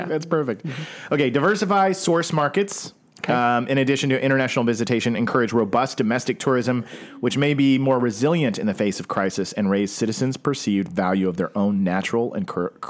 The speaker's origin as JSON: {"language": "English", "region": "Oklahoma", "country": "United States", "tie": "born or raised there", "moved": "yes", "lives_now": "California, United States", "said": "Whereas I grew up in Oklahoma"}